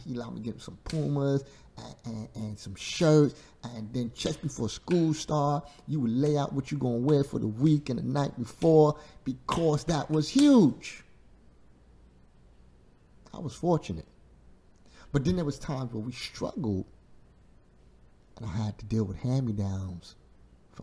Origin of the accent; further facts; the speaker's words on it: New York City, New York, United States; growing up in Brooklyn, New York, Bushwick